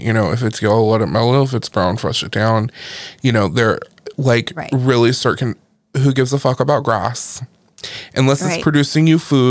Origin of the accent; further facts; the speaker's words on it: California, United States; I'm from California